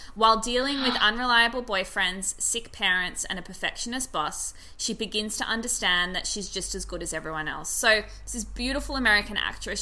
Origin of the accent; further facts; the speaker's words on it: Australia; being Australian